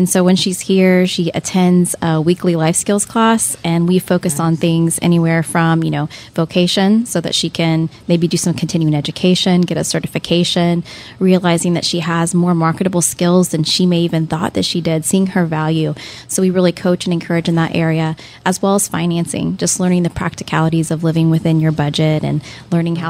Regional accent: Lakeland, Florida, United States; I grew up in Lakeland

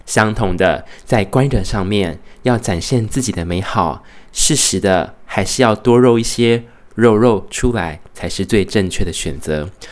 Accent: Taiwan; now in Brisbane, Australia; 觉得身为台湾人，一定要礼尚往来

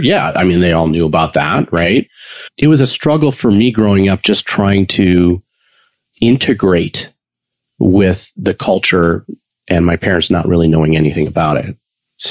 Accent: Chicago, Illinois, United States; I was raised in Chicago suburbia

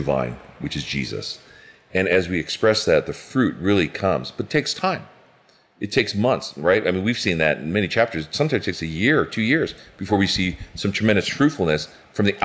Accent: United States; I'm Asian American

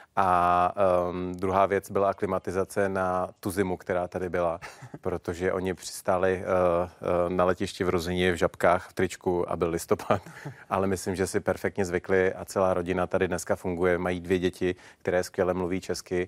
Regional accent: Czechia; my jako Češi

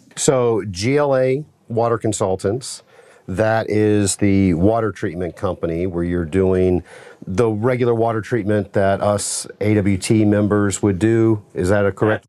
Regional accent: Atlanta, Georgia, United States; I'm from Atlanta, Georgia

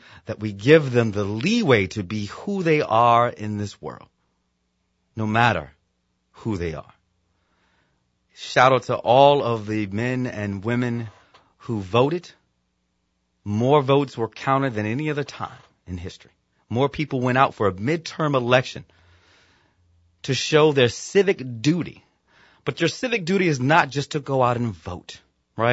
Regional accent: Virginia, United States; my home state of Virginia

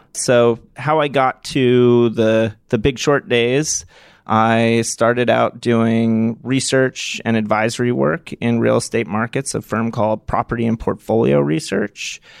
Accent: Martha's Vineyard, Massachusetts, United States; I grew up on Martha's Vineyard

